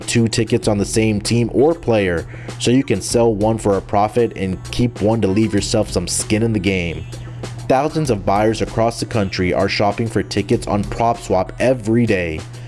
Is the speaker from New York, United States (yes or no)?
no; Houston, Texas, United States; Let's get started with my hometown team, the Houston Texans.